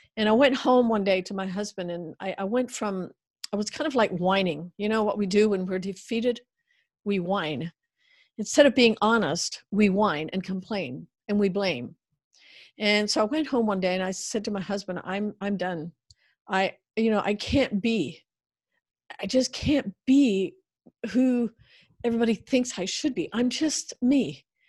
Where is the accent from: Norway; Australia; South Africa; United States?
United States; I grew up in the Amish uh, background uh, culture, and uh, then eventually Amish Mennonite or Black Car Amish